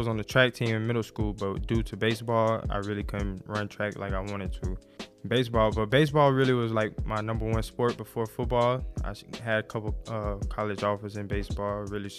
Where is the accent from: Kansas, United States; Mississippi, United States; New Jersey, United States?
Mississippi, United States; New Albany; also born or lived in Oxford, Mississippi; I was born in New Albany, Mississippi, away roughly around 35 to 40 minutes from Oxford, Mississippi. I grew up there. I lived there until I was in seventh grade.